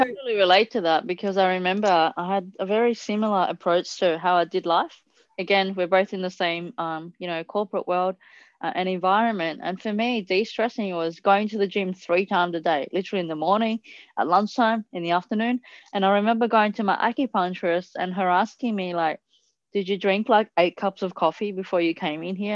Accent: Italy; moved away; I grew up in Italy

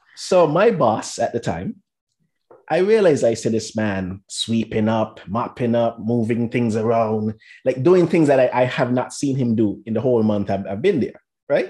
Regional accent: St. Kitts & Nevis; moved away as an adult; now in United States; I'm originally from St. Kitts and Nevis

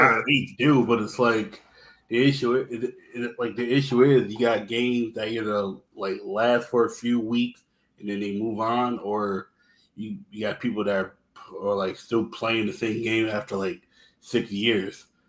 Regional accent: East Coast, United States; I'm from the East Coast

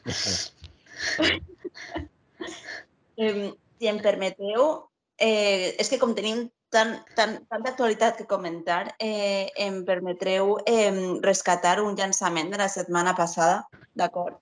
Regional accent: Castellón de la Plana, Valencian Community, Spain; sóc de Castelló

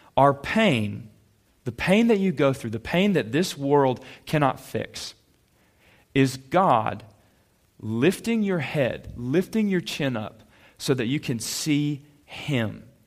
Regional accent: Calhoun, Georgia, United States; I grew up in Calhoun, went to Ashworth Middle School

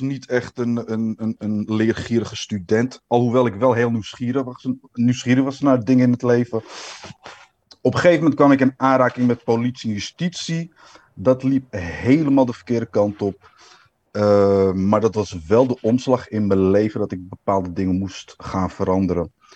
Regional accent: Amsterdam, North Holland, Netherlands; geboren en getogen in Amsterdam, De Pijp. Nou, Amsterdammer kan volgens mij niet.

